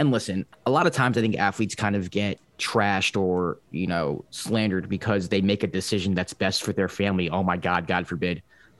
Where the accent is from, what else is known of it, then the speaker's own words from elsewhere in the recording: New York, United States; I'm a New Yorker.